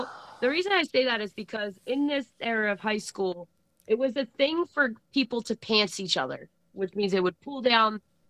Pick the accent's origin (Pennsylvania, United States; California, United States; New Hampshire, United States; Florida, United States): Pennsylvania, United States; Philadelphia; also born or lived in Levittown; But I'm from Philly, and for some reason, like, people didn't mess with people who came from Philly.